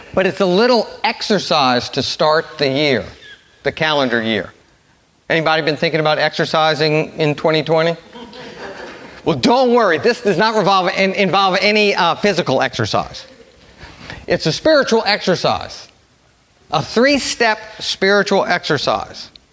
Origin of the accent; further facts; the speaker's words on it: New Orleans, Louisiana, United States; I'm from New Orleans. I went to Brother Martin High School.